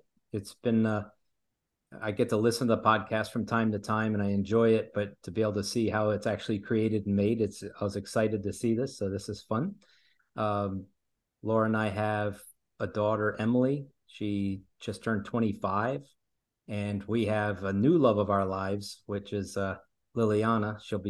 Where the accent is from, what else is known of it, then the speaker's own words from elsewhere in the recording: Brazil; also born or lived in Italy; Sure. I grew up in Italy and then in Brazil, and I distinctly remember being in the house in Brazil.